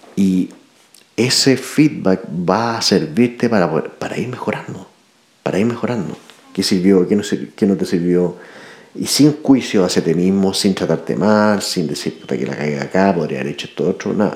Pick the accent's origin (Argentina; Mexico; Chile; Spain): Chile; nos pongan el, a prueba como chilenos